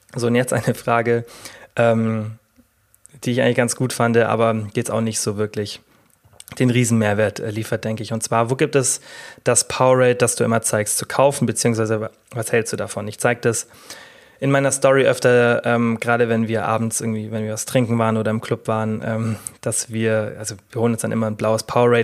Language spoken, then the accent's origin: German; Germany; bei uns in Deutschland